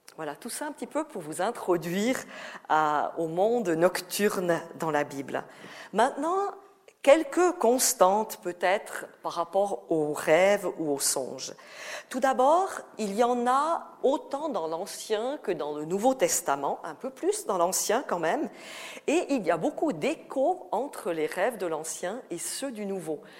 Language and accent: French; Valais, Switzerland; accent: Valaisan; j'ai l'accent valaisan, hein, c'est pas l'accent vaudois